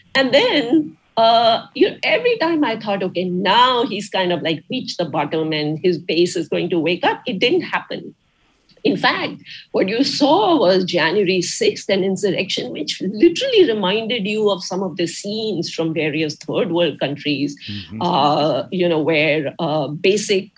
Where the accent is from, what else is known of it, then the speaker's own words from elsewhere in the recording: India; moved away as an adult; also born or lived in Detroit; now in United States; growing up in India